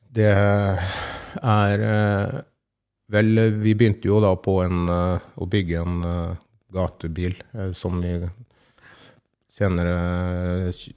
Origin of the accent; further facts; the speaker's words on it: farm between Fredrikstad, Sarpsborg and Halden, Østfold, Norway; Det er jo 15 mm, km eh, inn til Fredrikstad. da. Det er vel omtrent til Sarpsborg og Halden òg, så det blir, vi bor jo litt sånn midt imellom uti her